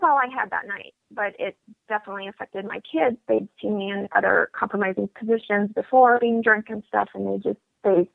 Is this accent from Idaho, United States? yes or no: no; Denver, Colorado, United States; also born or lived in Washington State / Hawaii; now in Bloomington, United States; I am originally from Denver, Colorado. That is my hometown